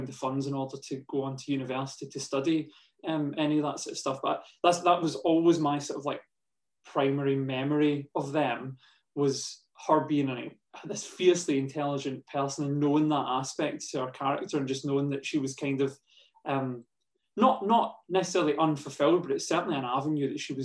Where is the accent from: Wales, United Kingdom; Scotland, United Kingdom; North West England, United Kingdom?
Scotland, United Kingdom; New Cumnock; I grew up in New Cumnock, which is an ex-mining village.